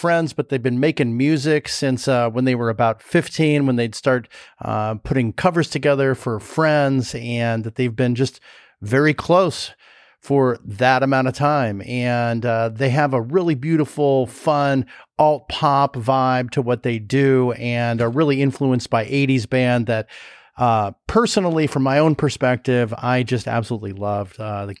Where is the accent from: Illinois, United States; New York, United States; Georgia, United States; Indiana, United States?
Illinois, United States; Chicago; I don't know it. I'm from Chicago.